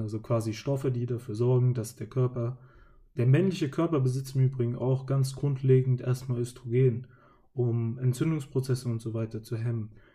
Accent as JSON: {"language": "German", "region": "Hesse", "country": "Germany", "said": "als Hesse bzw. Mensch, der in meinem Kinzigkreis lebt"}